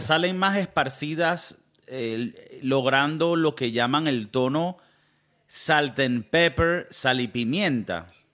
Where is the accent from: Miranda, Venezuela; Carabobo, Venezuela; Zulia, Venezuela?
Carabobo, Venezuela; Valencia; Yo soy de Valencia